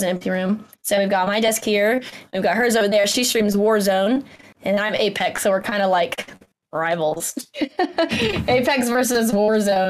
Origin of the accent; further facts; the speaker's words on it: Georgia, United States; My accent is not as cool as Kat's. I'm from Georgia.